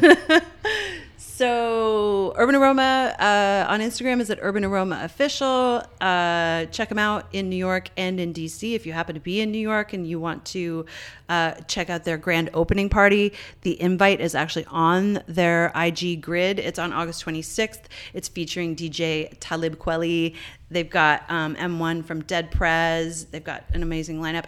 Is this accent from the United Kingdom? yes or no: no; Canada; moved away; also born or lived in Montreal; I'm Canadian